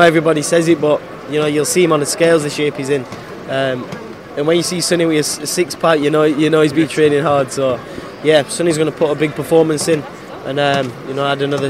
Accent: United Kingdom; born or raised there

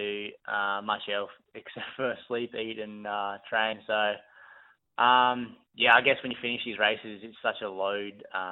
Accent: Brisbane, Queensland, Australia; born or raised there

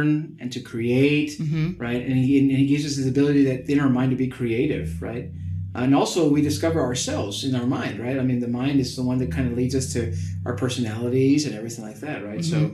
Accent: Hornsby Bend, Webberville area, Texas, United States; my home parish is Santa Barbara Catholic Church out in Hornsby Bend, Weberville area

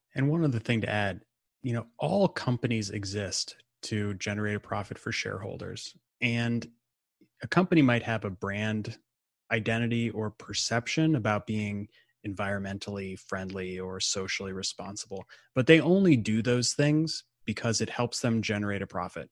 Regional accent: Midwest, United States; now in Atlanta, United States; I'm from the Midwest originally

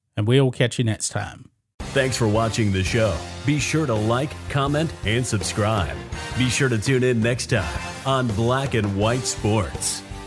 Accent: Beaumont, Texas, United States; I'm from Beaumont

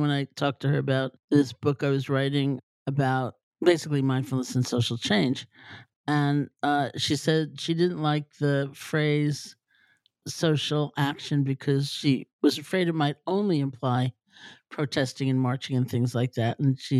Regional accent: New York City, New York, United States; Well, I grew up in New York City, so a tree is kind of an exotic thing.

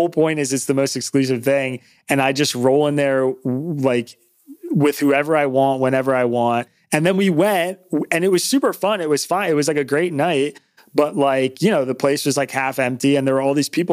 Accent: New York, United States; moved away as an adult; now in Philadelphia, United States; I'm from New York. I'm new to Philly

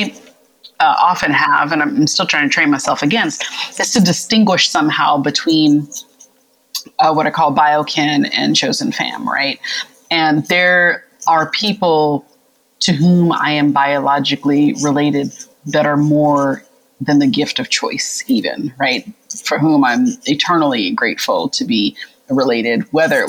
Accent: the South, United States; also born or lived in central Pennsylvania; now in Pennsylvania, United States; I'm really proud of being a Southerner

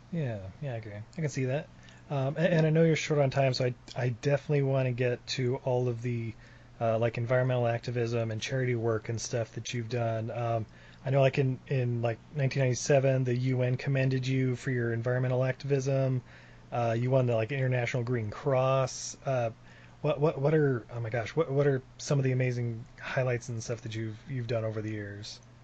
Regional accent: Utah, United States; I grew up in Utah.

